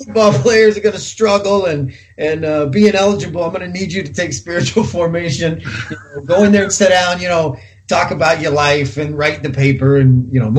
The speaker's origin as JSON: {"language": "English", "region": "Kansas", "country": "United States", "said": "I'm from Kansas"}